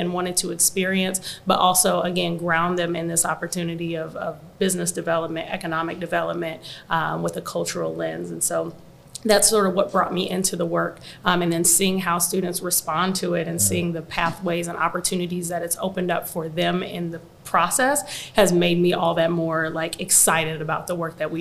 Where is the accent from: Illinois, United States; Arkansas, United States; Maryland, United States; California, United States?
Illinois, United States; Quincy; also born or lived in Chicago; I'm initially from Quincy, Illinois, so there wasn't a ton of opportunity or exposure or really anything there